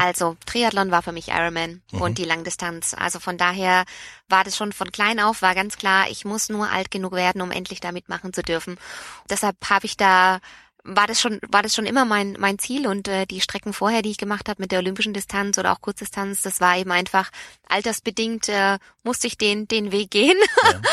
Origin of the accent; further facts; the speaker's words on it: Nuremberg, Bavaria, Germany; aufgewachsen, bin ich in Nürnberg